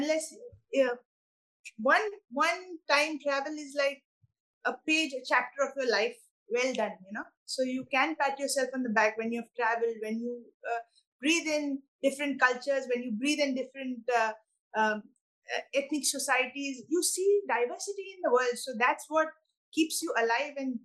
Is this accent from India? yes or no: yes; India; moved away as an adult; now in New York, United States; I'm Indian. I'm a Maratha Hindu from India